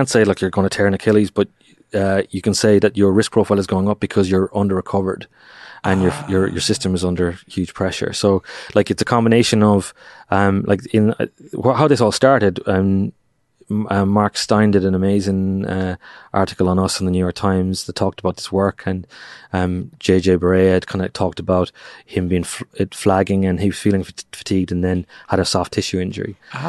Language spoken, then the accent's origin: English; Ireland; which upsets me to say as an Irishman.